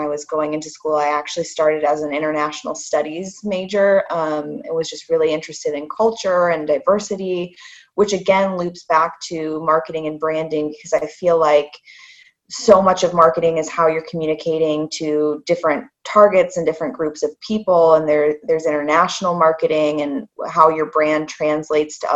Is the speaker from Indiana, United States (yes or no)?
yes; Indiana, United States; moved away as an adult; also born or lived in Charlotte, North Carolina; now in Scotland, United Kingdom; I grew up in Indiana and studied business there at the Kelly School of Business